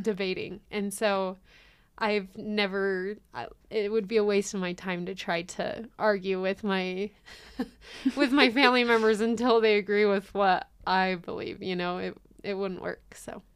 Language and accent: English; Hemet, California, United States; moved away; I'm originally from California. It's a little city called Hemet in Riverside County.